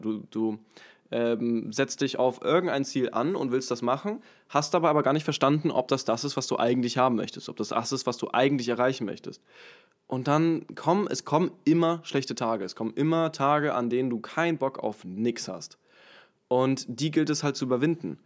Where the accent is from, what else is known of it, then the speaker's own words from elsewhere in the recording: Hamburg, Germany; in Hamburg, äh, in meiner Heimatstadt, in meinem Heimatort